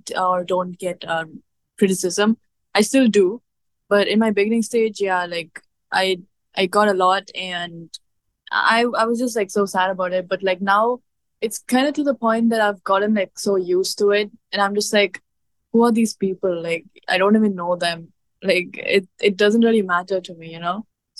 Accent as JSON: {"language": "English", "country": "India", "accent": "Indian", "said": "Yeah, I've gotten like a lot of criticism of my accent, and like till date I do feel insecure about it, like about how I speak, my Indian comes out, you know."}